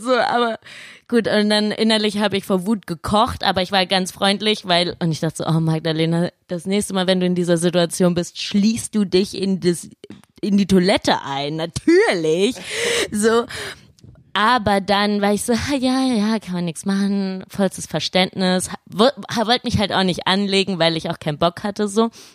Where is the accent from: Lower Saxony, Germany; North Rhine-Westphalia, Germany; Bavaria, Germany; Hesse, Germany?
Hesse, Germany; Laubach; now in Cologne, Germany; Ich komme aus Laubach, einem coolen Dorf.